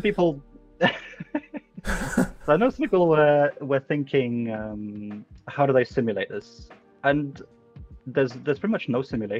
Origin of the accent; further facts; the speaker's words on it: Lithuania; now in United Kingdom; So I'm based in the UK, but you know, I'm Lithuanian. Lithuanian born, but I live in the UK now.